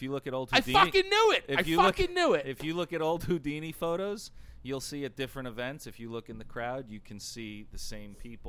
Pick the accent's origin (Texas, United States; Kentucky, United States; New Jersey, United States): New Jersey, United States; where are you from? And I said, New Jersey.